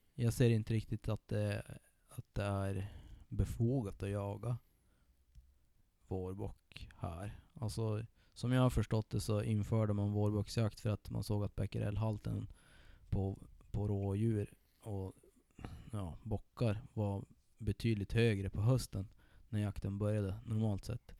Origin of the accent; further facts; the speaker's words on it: Sollefteå, Västernorrland County, Sweden; min hemkommun